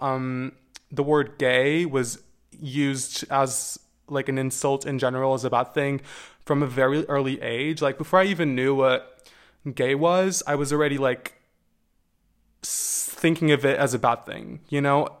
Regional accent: Portugal; growing up in Portugal, um, as a queer person

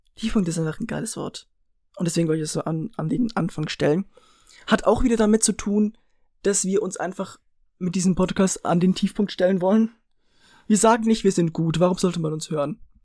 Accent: Switzerland; accent: Swiss German; Wir sind Schweizer, wir reden Schweizerdeutsch

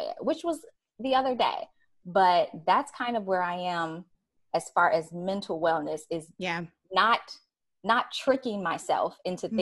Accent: Chicago, Illinois, United States; moved away; also born or lived in New York; I'm from Chicago

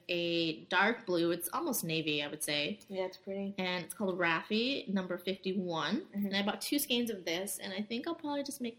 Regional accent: New Jersey, United States; I am from New Jersey.

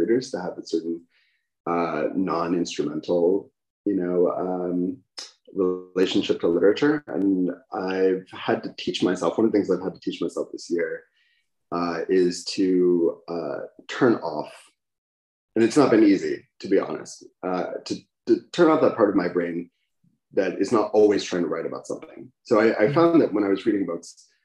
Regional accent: United States; as an American

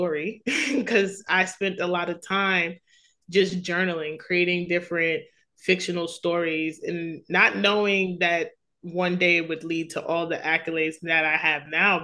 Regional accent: New York City, New York, United States; I grew up in Queens, New York

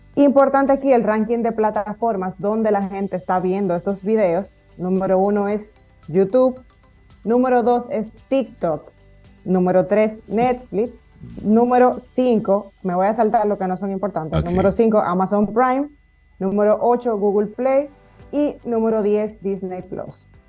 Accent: Dominican Republic

